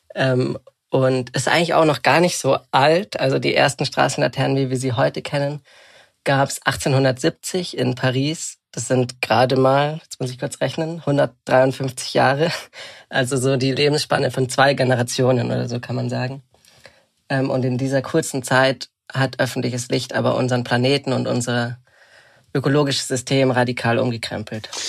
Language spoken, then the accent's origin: German; Bad Reichenhall, Bavaria, Germany; also born or lived in Munich; Ich bin gerade in Bad Reichenhall, tatsächlich dem Ort, wo ich aufgewachsen bin